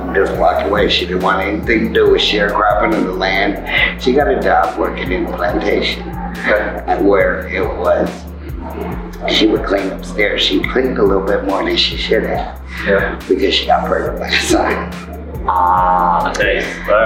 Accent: Compton, California, United States; where I grew up in Compton

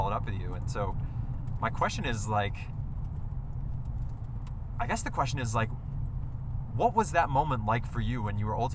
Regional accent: Northeast, United States; I grew up in the Northeast.

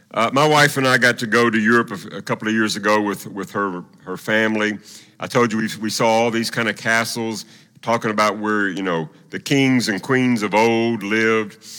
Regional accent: Tennessee, United States; moved away; also born or lived in Oklahoma City; I was from Tennessee

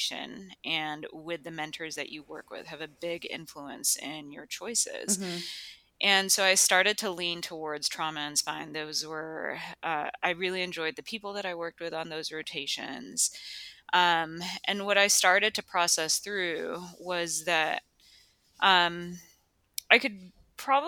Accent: Chicago, Illinois, United States; moved away as an adult; also born or lived in Rochester, Minnesota / Virginia; now in Durham, United States; I was actually born and raised in Chicago and the surrounding suburbs

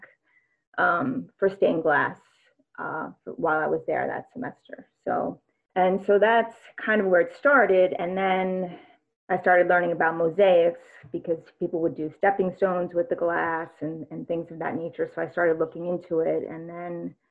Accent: New York, United States; moved away; also born or lived in Nantucket; I grew up in New York. My folks were only about half hour from New York City

